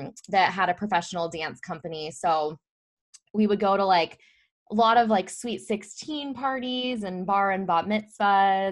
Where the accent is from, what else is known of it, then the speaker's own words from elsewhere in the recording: Mesa, Arizona, United States; I grew up in Mesa, Arizona, and fun fact, I actually work in the same hospital that I was born